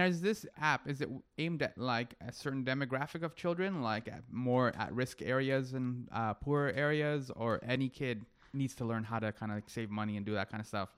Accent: Toronto, Ontario, Canada; I'm from Toronto

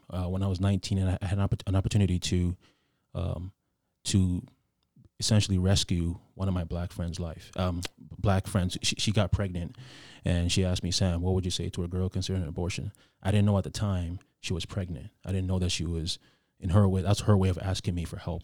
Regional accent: Ghana; I grew up in Ghana

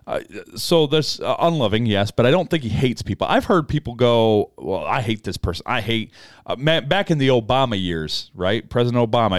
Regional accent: United States; as an American

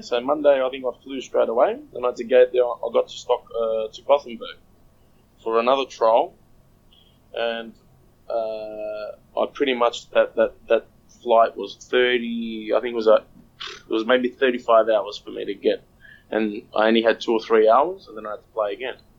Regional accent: Australia; I'm just Australian.

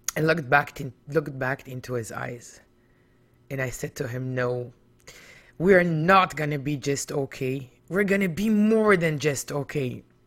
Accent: Israel; now in Toronto, Canada; I was born in Israel back in nineteen seventy-eight

